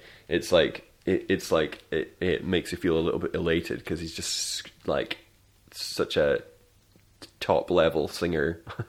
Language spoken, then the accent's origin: English; Scotland, United Kingdom; I am Scottish